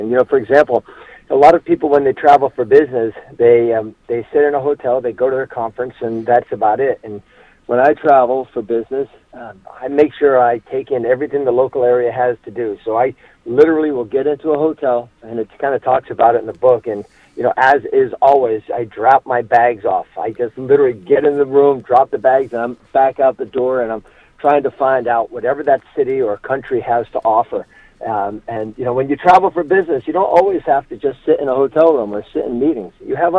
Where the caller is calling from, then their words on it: Boston, Massachusetts, United States; I'm actually calling from Boston, but not from our home area of Boston. I'm actually in Boston, Ohio, where Tioga Valley National Park is.